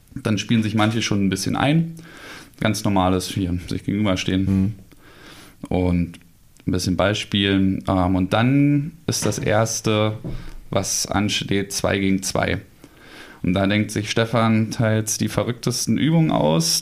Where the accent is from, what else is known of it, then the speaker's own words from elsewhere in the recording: Berlin, Germany; moved away; also born or lived in Gotha; Richtung meiner alten Heimat, Richtung Berlin